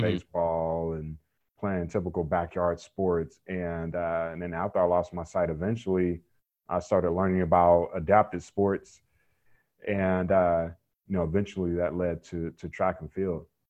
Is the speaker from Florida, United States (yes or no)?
no; Raleigh, North Carolina, United States; I grew up in Raleigh, North Carolina